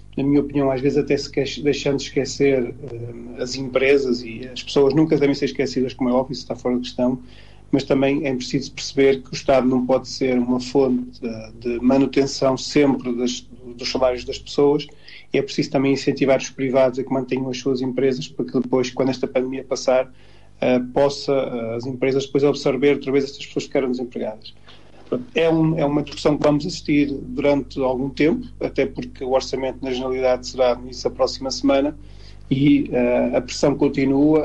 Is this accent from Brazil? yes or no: no; Portugal; todos nós que somos portugueses